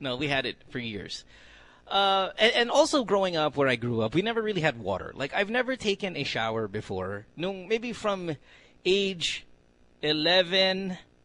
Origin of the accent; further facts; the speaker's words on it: Central Luzon, Philippines; when I grew up in Bulacan